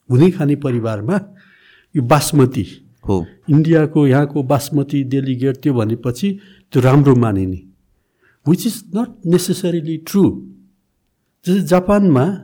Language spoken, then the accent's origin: Nepali; Pokhara, Gandaki Province, Nepal; also born or lived in Pakistan; पोखरामै म सानो हुँदा हाम्रो जम्मा आठ दस रोपनी खेत